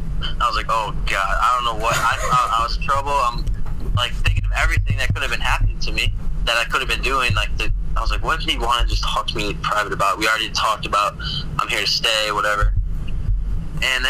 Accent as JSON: {"language": "English", "region": "Northwest Indiana", "country": "United States", "said": "I'm from Northwest Indiana, like Chicagoland area"}